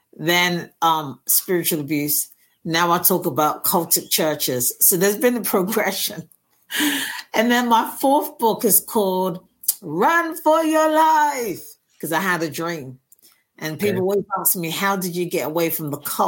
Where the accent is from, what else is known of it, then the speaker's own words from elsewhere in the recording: London, United Kingdom; moved away as an adult; I was born and raised in North London, Finsbury Park.